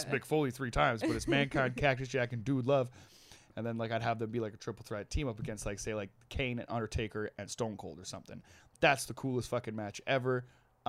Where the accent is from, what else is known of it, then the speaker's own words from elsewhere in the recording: Trail, British Columbia, Canada; In Trail, there was this, there was like the dump, and it was basically like over the hill from the high school that I went